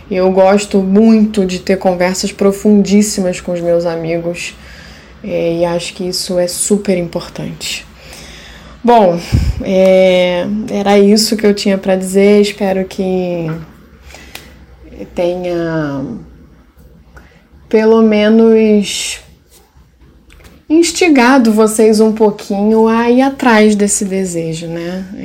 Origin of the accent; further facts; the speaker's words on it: Haiti; Porque, como haitiana, de novo me remetendo ao Reich